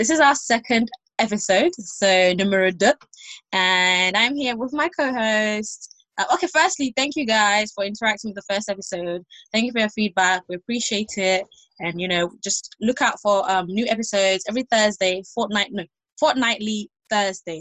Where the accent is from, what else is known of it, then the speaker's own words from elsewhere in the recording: Nigeria; we're Nigerian